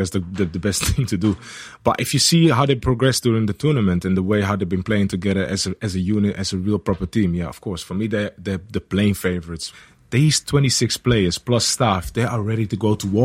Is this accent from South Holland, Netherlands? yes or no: no; Amsterdam, North Holland, Netherlands; in the academy that I was in Ajax Amsterdam